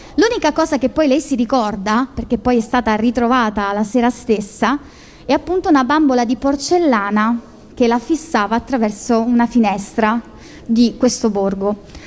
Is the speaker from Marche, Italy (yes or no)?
yes; Marche, Italy; io sono marchigiana